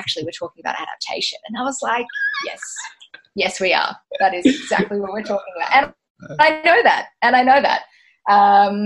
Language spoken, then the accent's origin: English; Tweed Heads, New South Wales, Australia; moved away as an adult; also born or lived in Gold Coast, Queensland / Brisbane; I grew up in Tweed Heads, so technically not the Gold Coast, but right on the border. I mean, I did. I grew up on the Gold Coast